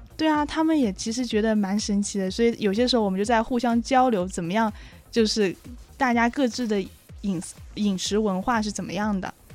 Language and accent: Chinese; southern China, China; now in Beijing, China; 我是个南方人